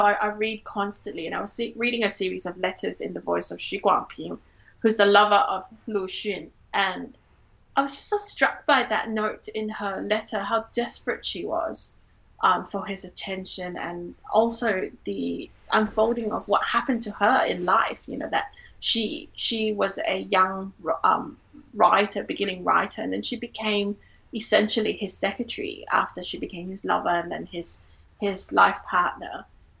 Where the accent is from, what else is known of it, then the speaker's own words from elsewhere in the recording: Singapore; now in Australia; growing up in Singapore, I was part of the dominant cultural group of Singaporean Chinese people.